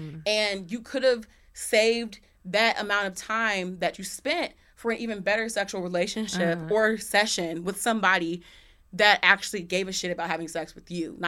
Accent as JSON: {"language": "English", "country": "Australia", "said": "And like, I'm from Australia."}